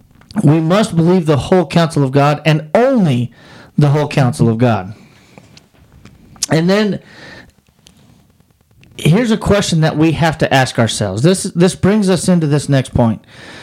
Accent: Wyoming, United States; I grew up in Wyoming.

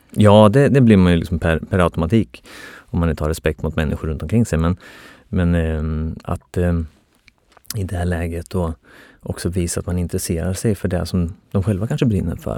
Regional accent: outside Norrköping, Östergötland, Sweden; jag är uppväxt eh, utanför Norrköping

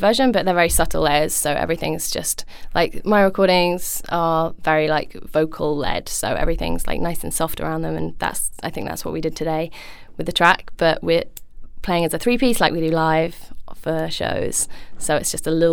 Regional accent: London, United Kingdom; I grew up in London

